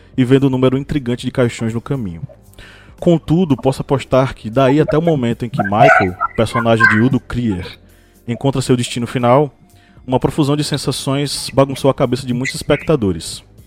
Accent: Uauá, Bahia, Brazil; minha cidade natal, Uauá, incrustada no norte da, no norte da Bahia

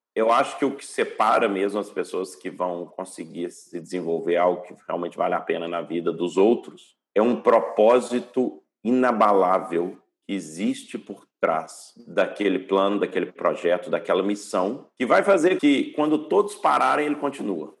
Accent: Brazil; moved away as an adult; also born or lived in Hawaii, United States / Canada / Switzerland; now in Portugal; Nasci no Brasil, morei no Brasil até os meus, sei lá, 12 anos

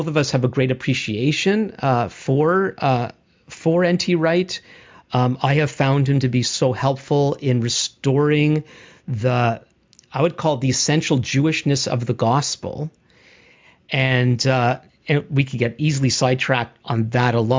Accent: Canada; as a Canadian

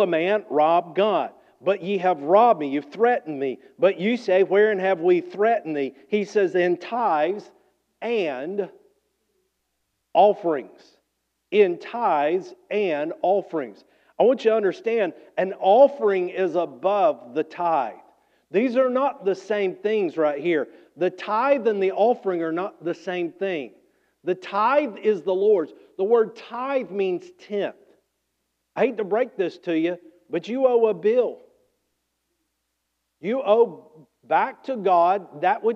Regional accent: Georgia, United States; I'm from Georgia.

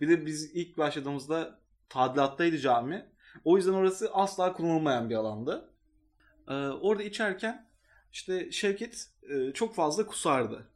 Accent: Istanbul, Turkey; orada büyüdüm çünkü liseyi orada geçirdiğim için

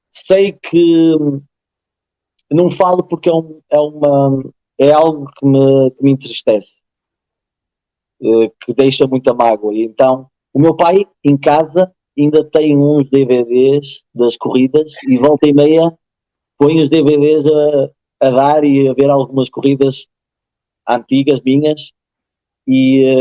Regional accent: Portugal; moved away as an adult; eu nasci em Portugal e vim para aqui depois com 4

